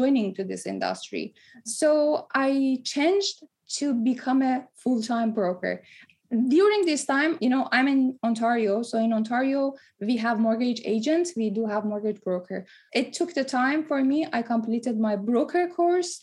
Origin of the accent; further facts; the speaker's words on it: Tehran, Tehran Province, Iran; also born or lived in Dubai; now in Toronto, Canada; I was born in Tehran, moved to Dubai, and then moved to Toronto